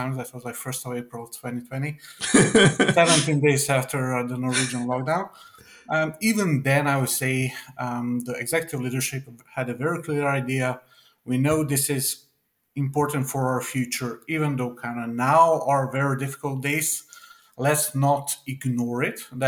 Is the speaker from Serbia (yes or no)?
yes; Serbia; moved away; my sort of home country where I'm from. I'm actually from Serbia